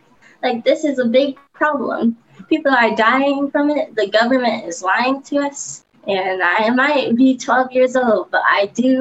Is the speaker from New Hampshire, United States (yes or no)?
no; Detroit, Michigan, United States; I'm from Detroit.